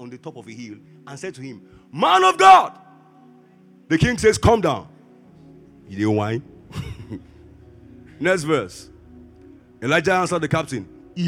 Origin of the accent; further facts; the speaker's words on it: Lagos, Nigeria; I grew up in Ajigule